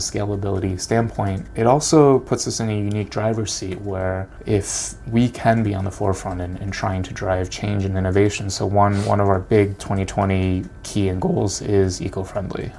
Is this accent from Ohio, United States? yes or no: no; Connecticut, United States; I'm growing up in Connecticut.